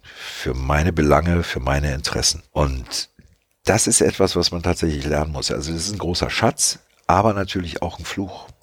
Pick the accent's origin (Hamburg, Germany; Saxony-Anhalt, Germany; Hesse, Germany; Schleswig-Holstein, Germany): Saxony-Anhalt, Germany; Magdeburg; Ich bin ja in Magdeburg geboren und da reden die ja so